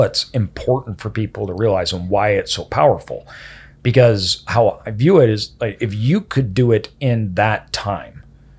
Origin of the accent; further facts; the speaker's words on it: Idaho, United States; me growing up in Idaho